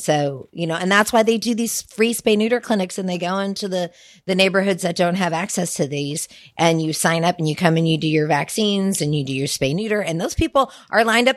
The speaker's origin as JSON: {"language": "English", "town": "Sacramento", "region": "California", "country": "United States", "tie": "born or raised there", "also_born_or_lived": "Los Angeles", "lives_now": "Santa Rosa, United States", "said": "I grew up in Sacramento"}